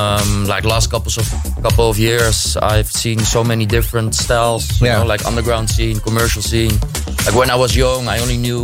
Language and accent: English; Amsterdam, North Holland, Netherlands; I grew up in Amsterdam